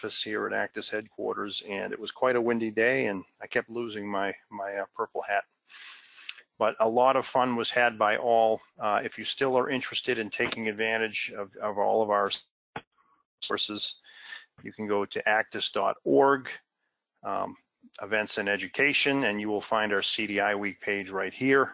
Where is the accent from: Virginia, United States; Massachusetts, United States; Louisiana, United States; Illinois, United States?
Massachusetts, United States; my home state of Massachusetts